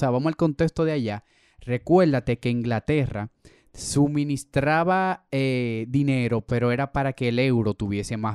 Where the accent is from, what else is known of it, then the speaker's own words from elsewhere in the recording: Dominican Republic; nosotros somos República Dominicana ahora, pero fue por un regalo